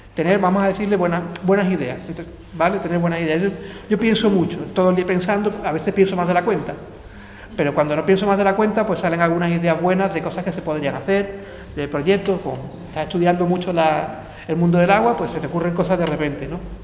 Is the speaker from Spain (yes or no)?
yes; Jerez de la Frontera, Andalusia, Spain; moved away; also born or lived in Seville / Zaragoza; yo vengo de aquí, de Jerez